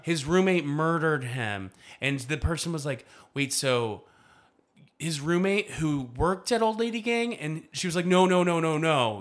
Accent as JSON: {"language": "English", "region": "the South", "country": "United States", "said": "I'm an expert from the South"}